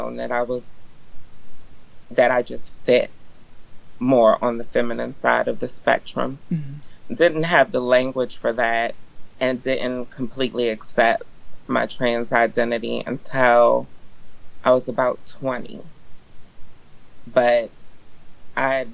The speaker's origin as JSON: {"language": "English", "area": "Eastern Shore", "region": "Maryland", "country": "United States", "tie": "born or raised there", "said": "When I was growing up, I grew up on the Eastern Shore, which is very non-queer existence"}